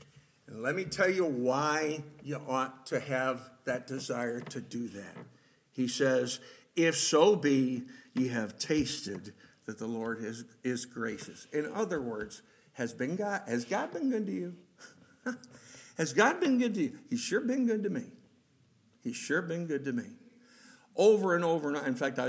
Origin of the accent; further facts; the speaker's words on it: Rochester, United States; I was born and raised in Rochester.